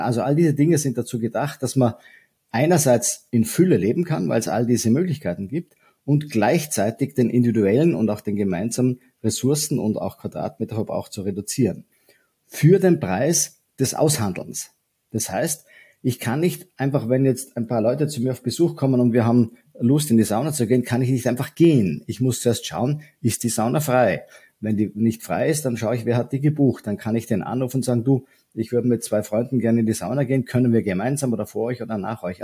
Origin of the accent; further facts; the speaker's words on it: Vorarlberg, Austria; moved away as an adult; now in Vienna, Austria; Ich bin ursprünglich auch äh, Vorarlberger, komme aus dem wilden Westen Österreichs und lebe aber schon mein halbes Leben mittlerweile in Wien